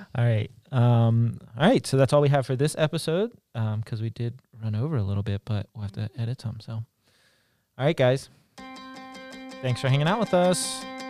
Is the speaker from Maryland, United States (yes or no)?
yes; Maryland, United States; moved away; I'm from Maryland originally